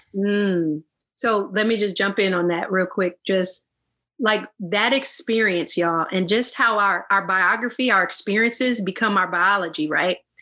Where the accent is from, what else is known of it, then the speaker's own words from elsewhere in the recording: Illinois, United States; I'm from the US. I'm from, um, you know, the I'm from Illinois.